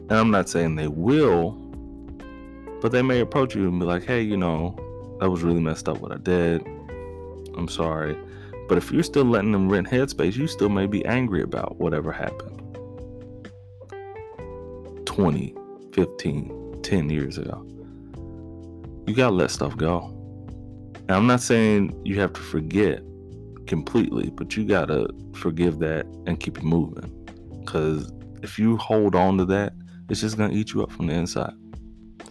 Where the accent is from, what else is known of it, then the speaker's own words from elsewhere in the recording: United States; people here born and raised in the United States, which, believe it or not, we are privileged to be born in the United States